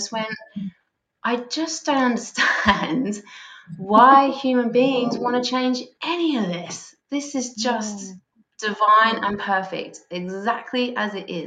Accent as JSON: {"language": "English", "region": "England", "country": "United Kingdom", "moved": "yes", "lives_now": "Australia", "said": "I'm English"}